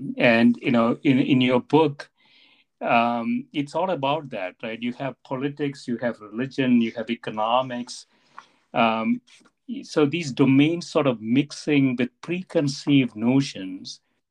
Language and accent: English; South India, India; moved away as an adult; now in Evanston, United States; I came to Evanston right from South India without ever going outside my state or the two adjacent states.